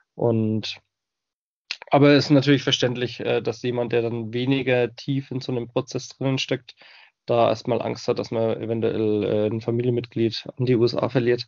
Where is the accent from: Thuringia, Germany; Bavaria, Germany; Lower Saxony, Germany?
Bavaria, Germany; Bamberg; accent: Franconian; moved away as an adult; also born or lived in Breitengüßbach / United States; ich bin geboren im wunderschönen fränkischen Bamberg. Das werden jetzt einige Hörer von euch natürlich auch schon am Dialekt erkannt haben